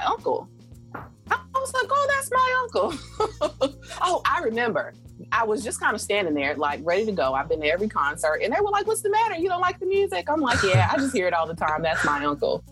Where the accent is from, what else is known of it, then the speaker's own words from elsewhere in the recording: South Carolina, United States; moved away; I'm from South Carolina originally